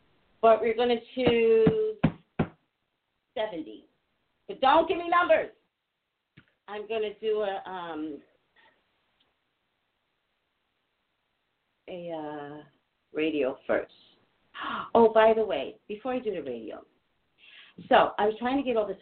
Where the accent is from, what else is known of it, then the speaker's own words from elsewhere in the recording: New York City, New York, United States; We were all born in Manhattan, all of us. And then I think I was around 5 when my dad bought a house in the Throgneck section of the Bronx